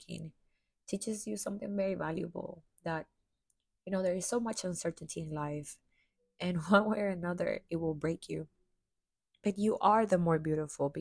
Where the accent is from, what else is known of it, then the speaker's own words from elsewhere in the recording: Chiclayo, Lambayeque, Peru; now in United States; I finally got a chance to go to my hometown, which I hadn't gone back to since before the pandemic